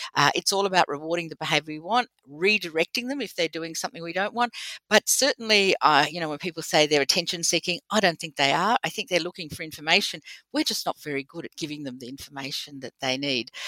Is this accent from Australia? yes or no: yes; Australia; accent: Australian; also born or lived in United Kingdom; my beautiful Australian accent